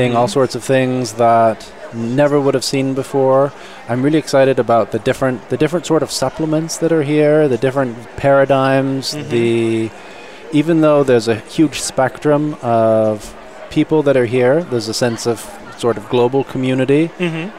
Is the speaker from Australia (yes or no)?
no; Mill Valley, California, United States; also born or lived in India; I've been in the Bay Area off and on, more or less since I was born up in Mill Valley